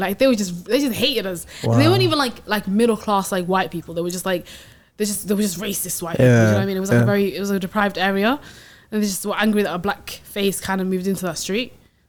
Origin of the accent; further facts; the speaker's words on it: Sweden; now in United Kingdom; I grew up in Sweden, right? And then I came to the UK